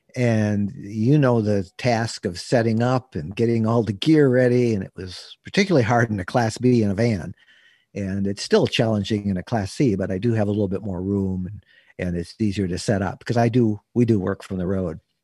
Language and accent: English; Bay City, Michigan, United States; When I was twelve years old, growing up in Bay City, Michigan